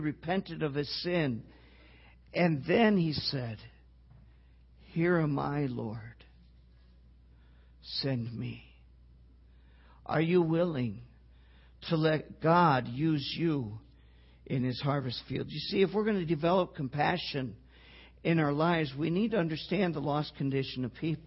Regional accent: Wisconsin, United States; I grew up in Wisconsin, okay? I even grew up on a dairy farm

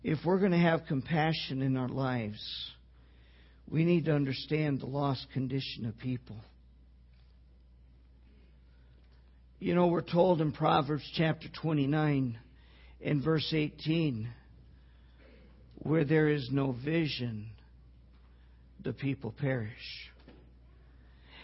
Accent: Wisconsin, United States; I grew up in Wisconsin, okay? I even grew up on a dairy farm

